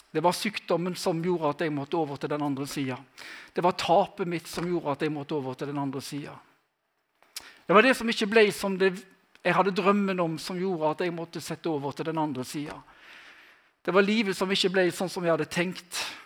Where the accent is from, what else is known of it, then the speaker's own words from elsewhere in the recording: Western Norway, Norway; Jeg er fra Vestlandet